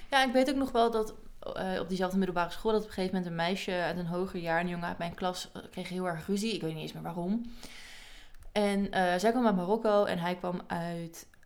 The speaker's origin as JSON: {"language": "Dutch", "country": "Suriname", "said": "Nee, ik ben Surinamer."}